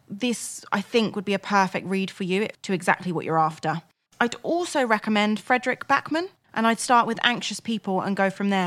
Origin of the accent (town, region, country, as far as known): Crawley, South East England, United Kingdom; born or raised there